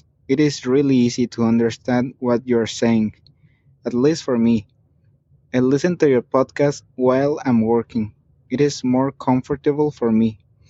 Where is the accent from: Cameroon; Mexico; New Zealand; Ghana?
Mexico; English is a second language; from Mexico.